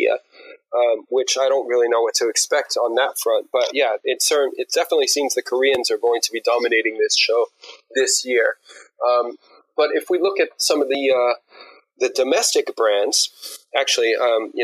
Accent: New York, United States; now in United Kingdom; I'm actually originally from New York

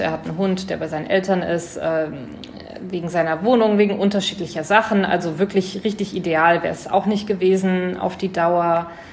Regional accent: Germany; als Deutscher

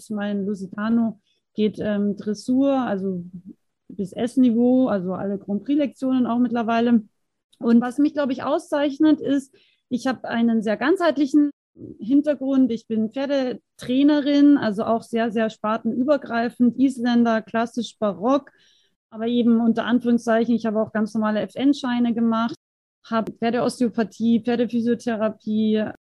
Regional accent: Austria; now in Germany; Ich komme ursprünglich aus Österreich, ähm, lebe aber schon sehr, sehr lange im schönen Bayern.

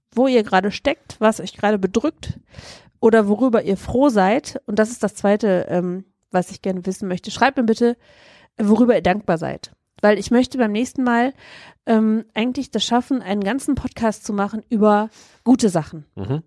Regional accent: Germany; wir generell als Deutsche

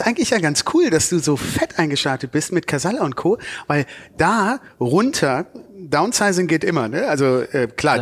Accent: Cologne, North Rhine-Westphalia, Germany; Wir als Kölner

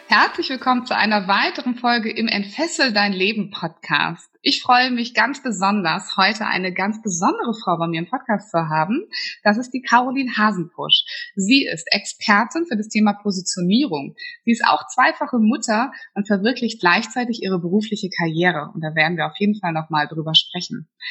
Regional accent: Flensburg, Schleswig-Holstein, Germany; moved away; meine alte Heimat, also sehr, sehr weit im Norden von Deutschland

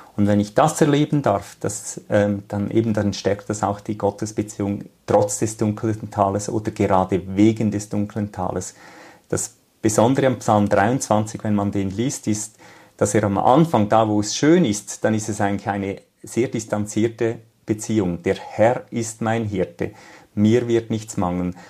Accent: Switzerland; bei uns in der Schweiz

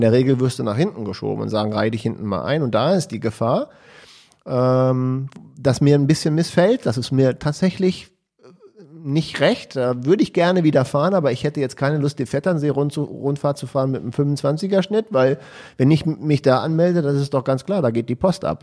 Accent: Hanover, Lower Saxony, Germany; als Hannoveraner

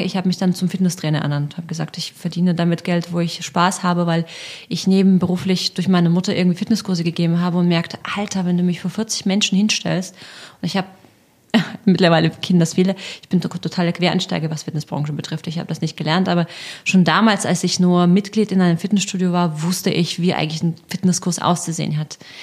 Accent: Russia; moved away; also born or lived in Leipzig, Germany; ich bin Russin

